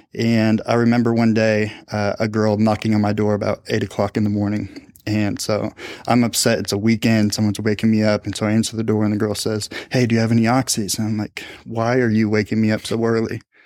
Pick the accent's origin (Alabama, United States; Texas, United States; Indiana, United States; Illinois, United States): Indiana, United States; Speedway; I grew up in Indianapolis, uh, on the west side in a town called Speedway.